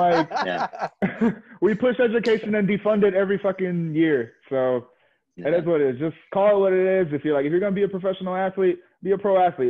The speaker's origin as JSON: {"language": "English", "region": "the South", "country": "United States", "said": "we're from the South"}